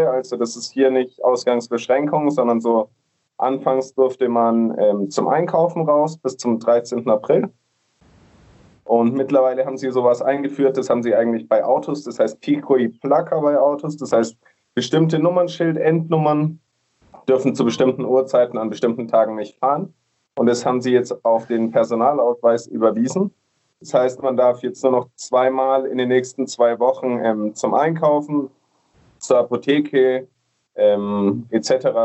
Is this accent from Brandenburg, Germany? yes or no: no; Nuremberg, Bavaria, Germany; now in Medellín, Colombia; ich komme eigentlich aus Nürnberg, aus Deutschland. Ich habe ein Kaffeeunternehmen, was quasi die ganze Kaffeewelt so ein bisschen mit abdeckt. Ähm, bin mittlerweile in Medellin, Kolumbien.